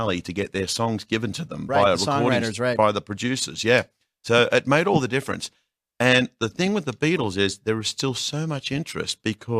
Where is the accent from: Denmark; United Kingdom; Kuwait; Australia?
Australia; now in United States; I am Australian.